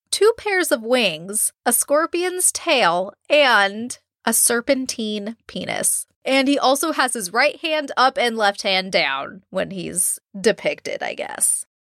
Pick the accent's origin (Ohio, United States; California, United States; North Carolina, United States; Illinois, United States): California, United States; I'm from California and took Spanish in high school and college